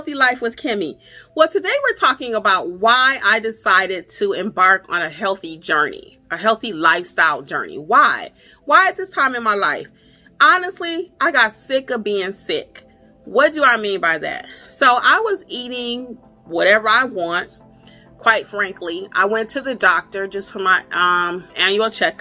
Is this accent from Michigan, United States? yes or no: yes; Michigan, United States; now in Georgia, United States; And I live in Georgia. I'm originally from Michigan.